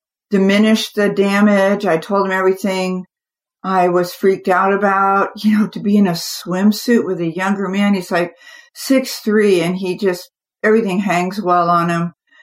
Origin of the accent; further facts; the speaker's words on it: California, United States; I grew up in the California sun